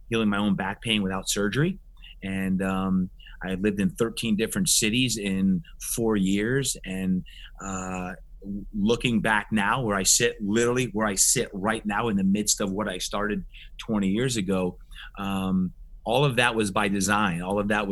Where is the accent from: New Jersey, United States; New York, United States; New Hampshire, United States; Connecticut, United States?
New Jersey, United States; moved away; when I was growing up in New Jersey, back on the East Coast